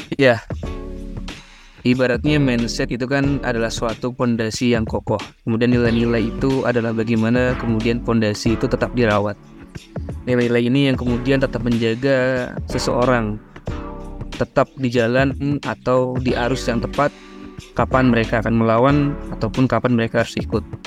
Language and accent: Indonesian; Ngawi, East Java, Indonesia; moved away as an adult; now in Bogor, Indonesia; aku dari Ngawi Jawa Timur, asal daerahnya